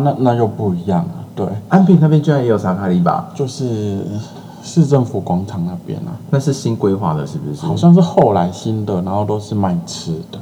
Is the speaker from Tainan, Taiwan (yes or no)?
yes; Tainan, Taiwan; 我虽然身为台南人